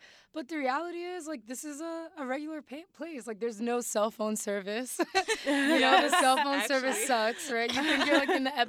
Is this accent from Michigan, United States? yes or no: no; New York City, New York, United States; born or raised there; also born or lived in Mali / Harlem